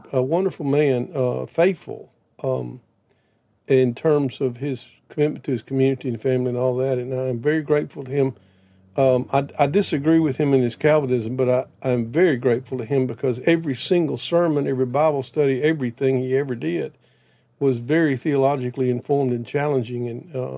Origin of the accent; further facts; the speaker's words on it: Prentiss, Mississippi, United States; I grew up in South Mississippi in a little town called Prentice, 1,000 people